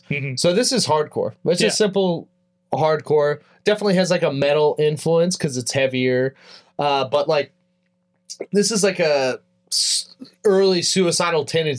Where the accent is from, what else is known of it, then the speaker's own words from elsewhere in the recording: Tehachapi, California, United States; I grew up in Tehachapi, California